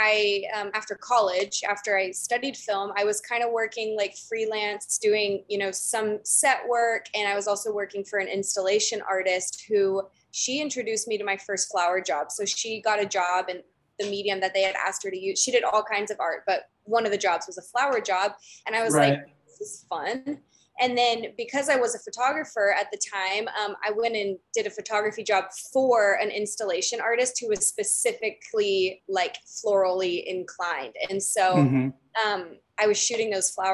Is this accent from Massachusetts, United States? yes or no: no; Dallas, Texas, United States; moved away as an adult; now in California, United States; I'm from Dallas, grew up in Dallas, and then I came out here to California for college